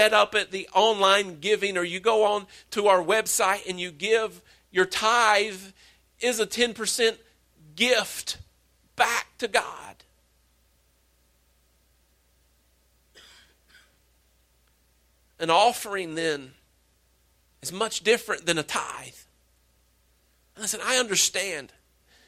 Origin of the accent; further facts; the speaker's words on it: Wallburg, North Carolina, United States; I'm from Wahlberg